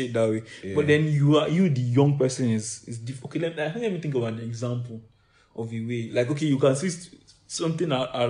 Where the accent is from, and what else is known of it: Nigeria